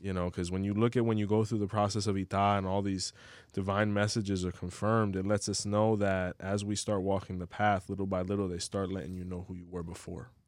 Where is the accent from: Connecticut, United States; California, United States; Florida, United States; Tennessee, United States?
Florida, United States; Hialeah; now in Orlando, United States; I'm from Hialeah